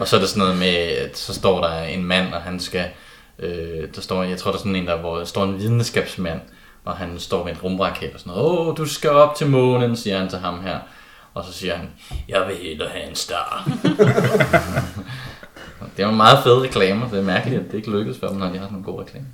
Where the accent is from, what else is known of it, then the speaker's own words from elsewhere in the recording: Kolding, Southern Denmark, Denmark; jeg kommer fra Kolding.